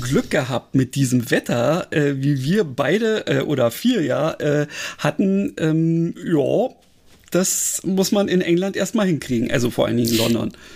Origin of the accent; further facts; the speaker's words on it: Berlin, Germany; als Berliner, der ja nun, sagen wir mal, äh, so Großstadt mit entsprechendem Verkehr gewöhnt ist